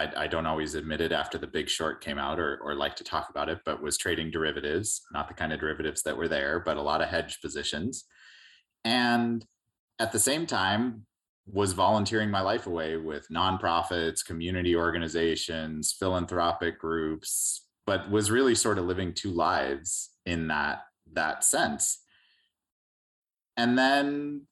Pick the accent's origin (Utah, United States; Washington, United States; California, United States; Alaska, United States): California, United States; San Diego; our community in San Diego, my hometown